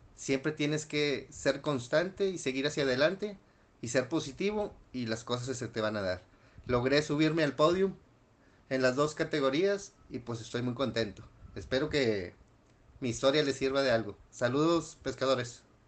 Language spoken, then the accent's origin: Spanish; Nuevo León, Mexico; soy de Nuevo León, México